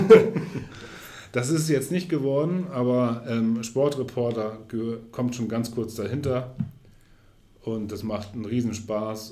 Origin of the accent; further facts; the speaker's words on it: Neustadt in Holstein, Schleswig-Holstein, Germany; moved away as an adult; also born or lived in Cologne / Hamburg / Munich; ich bin in Neustadt geboren, meine Eltern sind Neustädter.